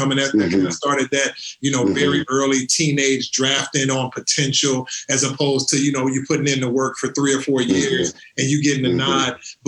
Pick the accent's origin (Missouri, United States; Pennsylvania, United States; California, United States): Missouri, United States; St. Louis; I'm from St. Louis.